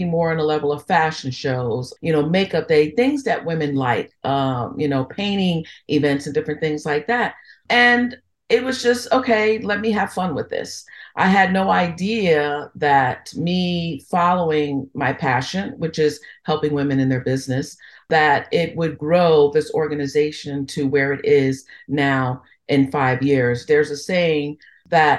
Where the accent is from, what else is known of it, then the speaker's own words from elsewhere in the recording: New York, United States; moved away; also born or lived in Philadelphia; growing up in New York